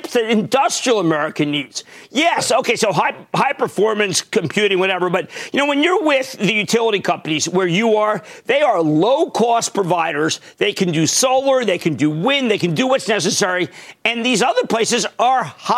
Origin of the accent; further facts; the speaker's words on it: Pennsylvania, United States; also born or lived in New Jersey; I'm from Pennsylvania